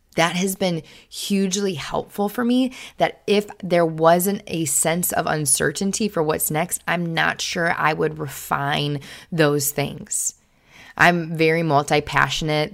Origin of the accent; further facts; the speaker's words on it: Kenosha, Wisconsin, United States; moved away as an adult; also born or lived in Springfield, Missouri; this eighteen-year-old girl who had lived in Kenosha, Wisconsin her entire life